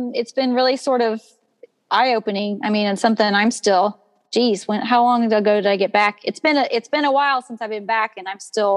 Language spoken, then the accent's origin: English; United States; I'm not Irish, I'm American.